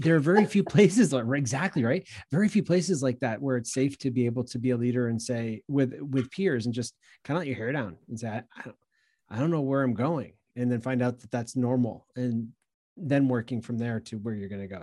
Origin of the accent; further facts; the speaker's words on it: New England, United States; also born or lived in Long Island, New York; now in Greenville, United States; I'm from the Northeast. I grew up in New England and, uh, did a decade or so on Long Island, New York